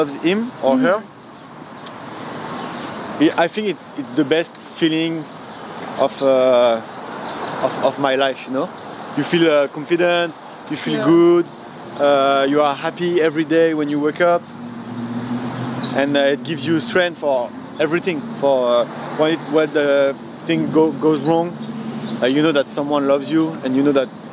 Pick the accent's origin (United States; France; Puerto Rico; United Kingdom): France; Paris, Île-de-France; I'm from Paris, and that's the city of the mode